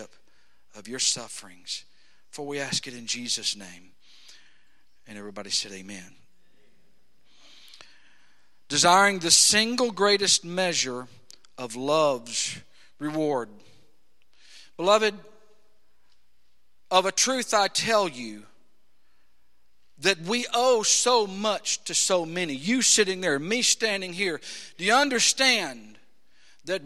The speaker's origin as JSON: {"language": "English", "country": "United States", "said": "we, as American Christians"}